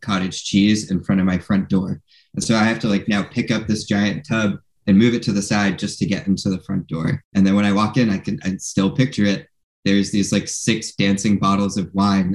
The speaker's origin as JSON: {"language": "English", "town": "West Hartford", "region": "Connecticut", "country": "United States", "tie": "born or raised there", "moved": "yes", "lives_now": "San Francisco, United States", "said": "the house that I grew up in back in West Hartford, Connecticut"}